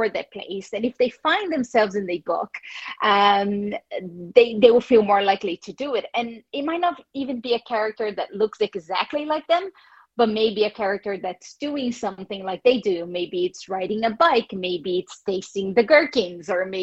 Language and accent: English; Brazil; English is a second language; moved away as an adult; also born or lived in United States; now in Ireland; I am from Brazil